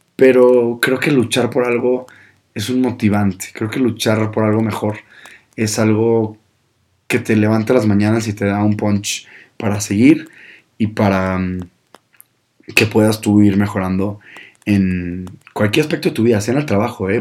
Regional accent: Monterrey, Nuevo León, Mexico; yo soy de Monterrey, del norte

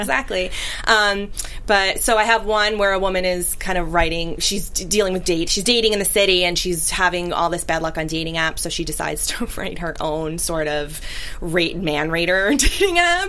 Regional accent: New York City, New York, United States; growing up in Brooklyn

